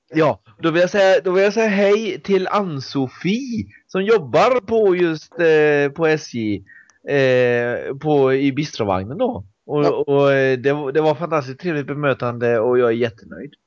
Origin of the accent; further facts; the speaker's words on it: Mariestad, Västra Götaland, Sweden; som då kommer från Mariestad från början